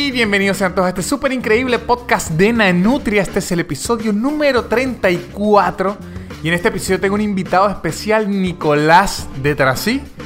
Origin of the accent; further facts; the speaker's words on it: Venezuela; moved away as an adult; now in Argentina; soy del Mercosur que es lo que llamamos Venezuela